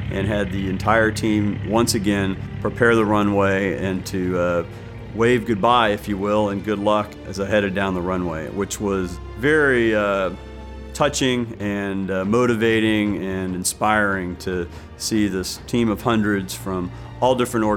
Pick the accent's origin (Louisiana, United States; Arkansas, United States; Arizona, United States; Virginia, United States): Arizona, United States; Phoenix; I'm from Phoenix, Arizona